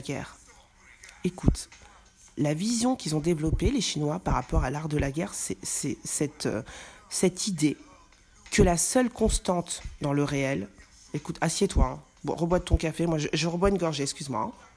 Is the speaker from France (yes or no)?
yes; France; also born or lived in Mali (ancestry); en tant que Français